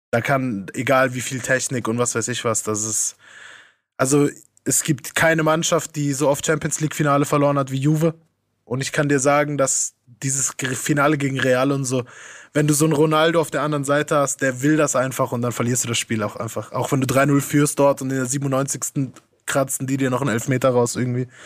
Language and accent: German; Italy; now in Germany; Das alles mit 13 und dann direkt erleben, Weltmeister zu werden in dem Land, in dem du lebst als Italiener, war schon hart.